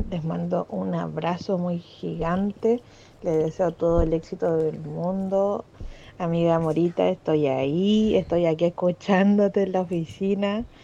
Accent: Puente Alto, Santiago Metropolitan Region, Chile; Soy de Puente Alto

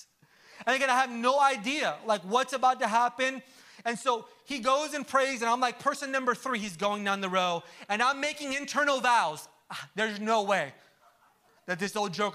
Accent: Orlando, Florida, United States; I'm from Orlando

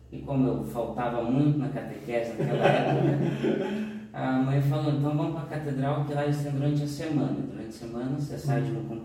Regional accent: Capela, Brazil; eu sou natural daqui de Capela mesmo

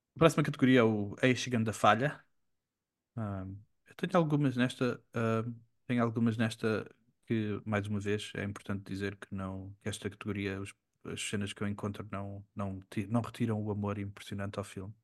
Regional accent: Portugal; moved away as an adult; quando eu vivi fora de Portugal

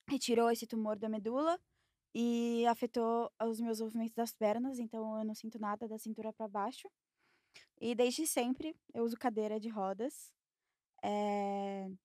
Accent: São Paulo, Brazil; Sou de São Paulo.

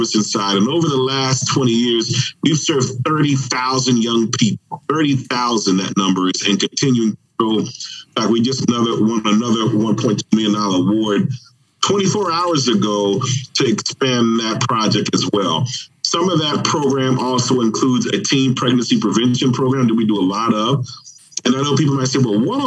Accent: Miami, Florida, United States; I'm from Dade County

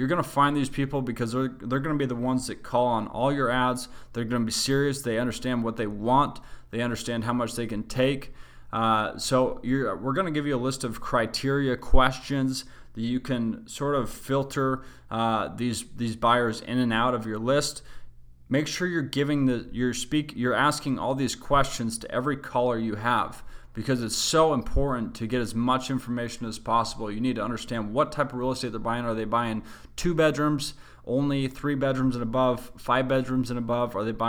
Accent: Salt Lake City, Utah, United States; I grew up in Salt Lake City, Utah. We used a website called KSL.

